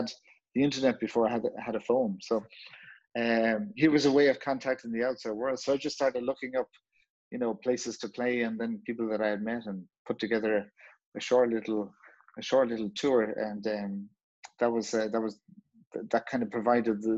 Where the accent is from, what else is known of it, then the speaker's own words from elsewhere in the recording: Ireland; growing up in a small country that, as Irish people, we're used to looking outwards.